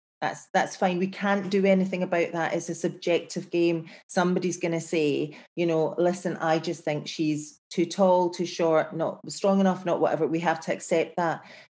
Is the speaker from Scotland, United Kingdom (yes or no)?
yes; Glasgow, Scotland, United Kingdom; I'm from Glasgow. You know, that's kind of how I feel in my life. I am from Glasgow. I am from, like, the best city in the world, because you can't kid a kidder in Glasgow.